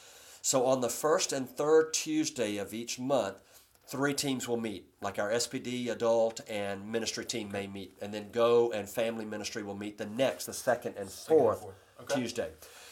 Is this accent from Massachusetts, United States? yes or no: no; Corinth, Mississippi, United States; oh, by the way, I'm from Corinth, Mississippi.